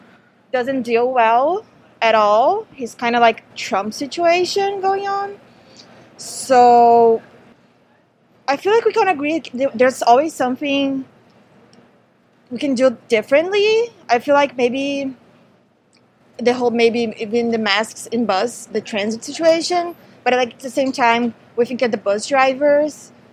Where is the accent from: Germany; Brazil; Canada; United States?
Brazil; English is a second language; moved away as an adult; For us, we came from Brazil last year, just before everything started.